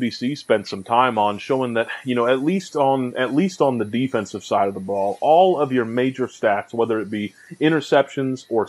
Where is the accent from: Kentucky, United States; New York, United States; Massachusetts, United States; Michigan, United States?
Kentucky, United States; I'm your American host